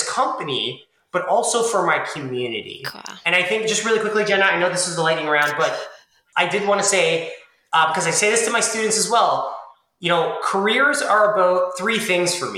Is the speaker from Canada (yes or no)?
yes; Toronto, Ontario, Canada; I grew up in Toronto